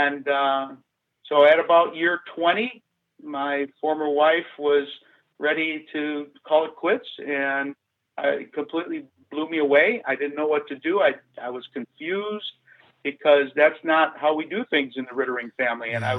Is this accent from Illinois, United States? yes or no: yes; Calumet City, Illinois, United States; I grew up in Calumet City, Illinois